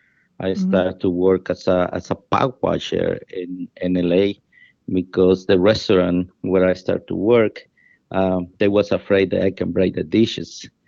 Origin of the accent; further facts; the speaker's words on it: El Salvador; English is a second language; moved away as an adult; also born or lived in San Salvador; I'm from El Salvador, a small country in Central America. Mm-hmm. I grew up without mom and dad